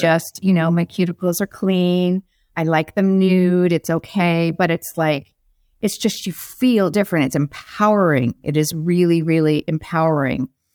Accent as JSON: {"language": "English", "region": "Arizona", "country": "United States", "moved": "as an adult", "said": "I was from Arizona"}